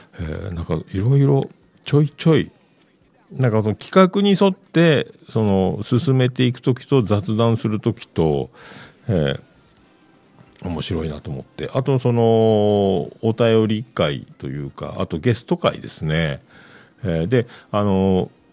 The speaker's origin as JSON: {"language": "Japanese", "region": "Fukuoka", "country": "Japan", "tie": "born or raised there", "also_born_or_lived": "Yamaguchi", "said": "僕、九州、山口、福岡、福岡育ちなんで"}